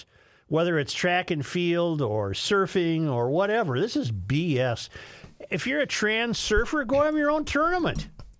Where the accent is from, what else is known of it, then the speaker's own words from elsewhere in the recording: Superior, Wisconsin, United States; I remember hearing adults speak of this as a kid growing up in Superior.